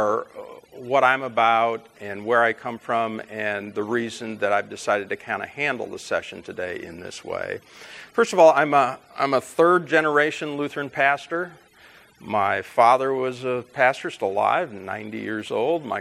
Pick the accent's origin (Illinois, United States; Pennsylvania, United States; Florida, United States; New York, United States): Illinois, United States; Chicago; also born or lived in Fort Wayne, Indiana / St. Louis, Missouri; we eventually moved to the Chicago area, where I did most of my growing up